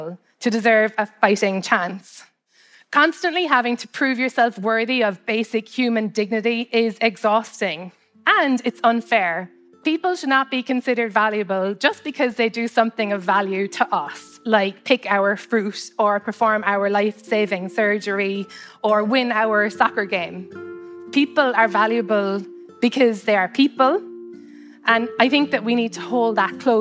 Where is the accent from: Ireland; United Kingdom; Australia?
Ireland; Cobh, Munster; moved away as an adult; now in United States; I'm from a place called Cove, which is a harbor town in Ireland. It's a maritime town, and there's a history of immigration from my hometown